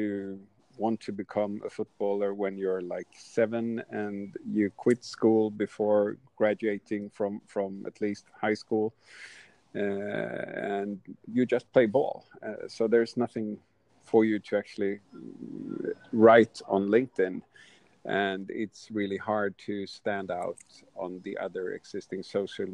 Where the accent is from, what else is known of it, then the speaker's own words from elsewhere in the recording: Sweden; I'm from Sweden